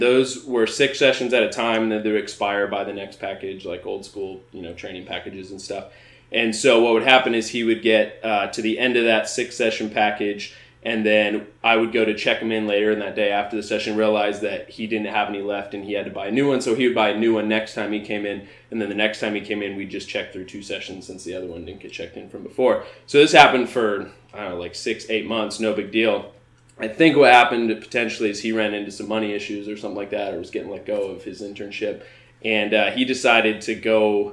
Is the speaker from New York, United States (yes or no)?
no; Spokane, Washington, United States; moved away as an adult; now in Seattle area, United States; I grew up in the Spokane area, played sports my whole life